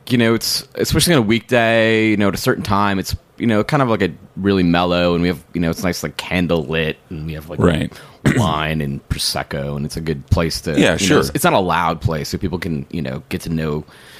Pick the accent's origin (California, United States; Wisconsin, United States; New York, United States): Wisconsin, United States; Milwaukee; moved away; I'm from Wisconsin, so you know, I'm from Milwaukee